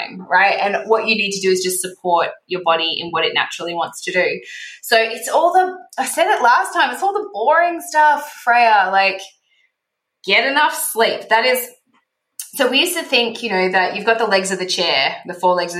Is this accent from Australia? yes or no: yes; Australia; now in Mexico; I'm Australian